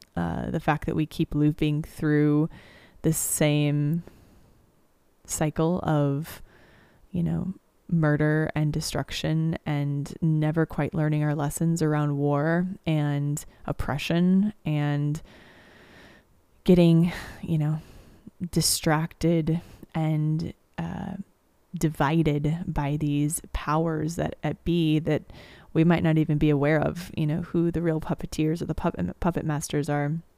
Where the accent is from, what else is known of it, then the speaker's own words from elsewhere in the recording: United States; I come from Missouri and Kansas